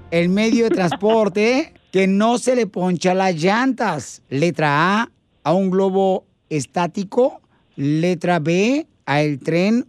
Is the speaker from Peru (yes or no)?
no; Michoacán, Mexico; now in United States; yo soy de mi Michoacán